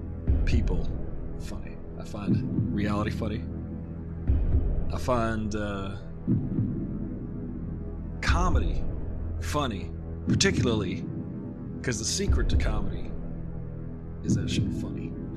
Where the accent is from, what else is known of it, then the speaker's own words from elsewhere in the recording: Oakland, California, United States; I was from Oakland.